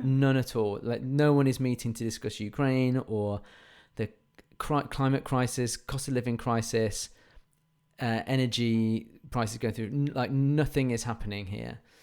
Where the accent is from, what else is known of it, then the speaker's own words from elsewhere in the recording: England, United Kingdom; we're English